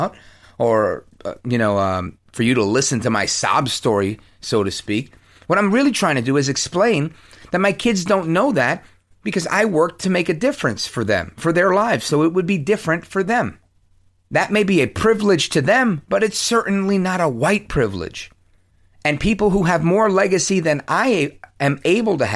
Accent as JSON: {"language": "English", "town": "Ridgefield Park", "region": "New Jersey", "country": "United States", "tie": "born or raised there", "lives_now": "Bergen County, New Jersey, United States", "said": "I'm not considered a townie because I was born in Ridgefield Park"}